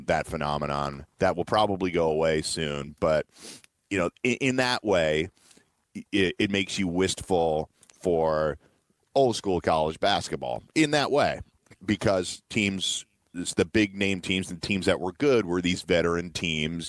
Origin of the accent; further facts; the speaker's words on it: New York City, New York, United States; I grew up in New York City